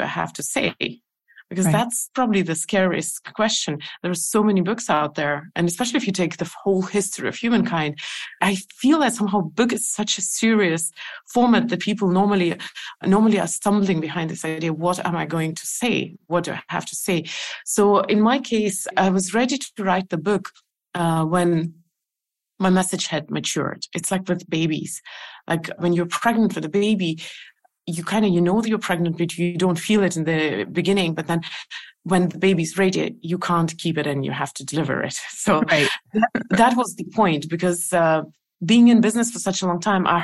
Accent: Estonia; I never lived in Russia. I lived in Soviet Union, and I know that for the outside world, it's the same. But I've lived in Estonian. I mean, in the part of the Soviet Union which is Estonia

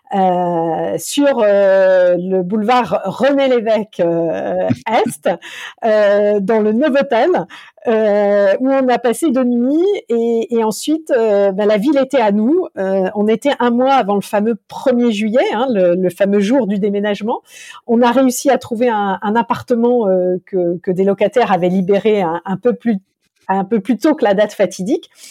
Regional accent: France; la petite française qui a vu ça, c'est quelque chose d'inimaginable chez nous en France

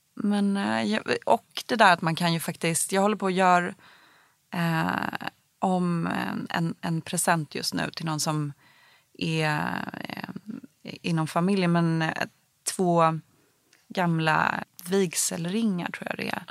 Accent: Stockholm, Stockholm County, Sweden; jag växte upp i Bromma

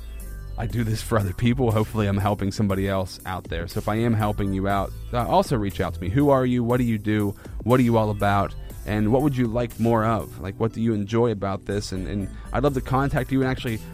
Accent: Central Pennsylvania, United States; I'm from Central PA

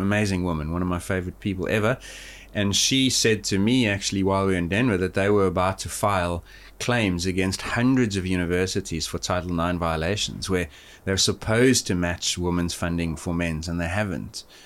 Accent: Johannesburg, Gauteng, South Africa; moved away; I grew up in Johannesburg, which is at sixteen hundred

